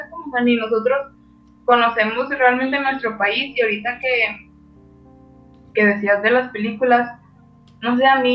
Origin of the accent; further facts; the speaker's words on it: Mexico; nosotros, como mexicanos en el extranjero